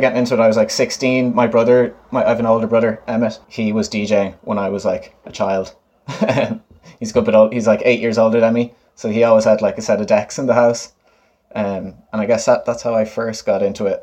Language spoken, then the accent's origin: English; Galway, Connacht, Ireland; also born or lived in New York / Dublin; I grew up in Galway